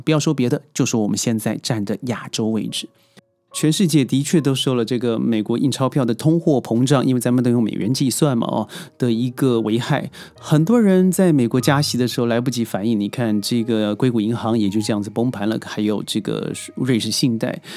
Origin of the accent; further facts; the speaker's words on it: China; 咱们内地人